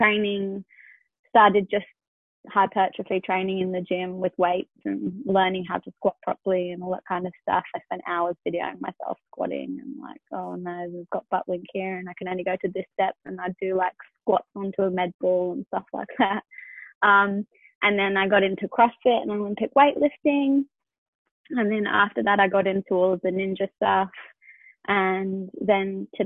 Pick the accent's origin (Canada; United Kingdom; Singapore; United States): United Kingdom; England; now in Sydney, Australia; I'm 30 and I live in Sydney, Australia, but I grew up in England.